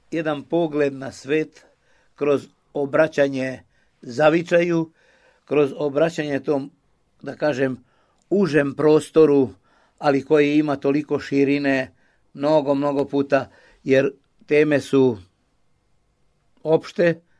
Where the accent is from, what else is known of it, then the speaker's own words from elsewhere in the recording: Timișoara, Timiș County, Romania; I ja dolazim iz Temišvara, iz nekog beskrajnog plavog kruga Miloša Crnjanskog, koji je najveći temišvarac među nama Srbima